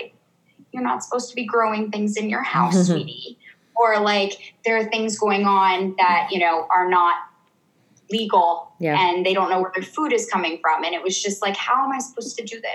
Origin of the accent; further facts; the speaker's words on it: Ohio, United States; moved away as an adult; also born or lived in South Africa; I'm from Ohio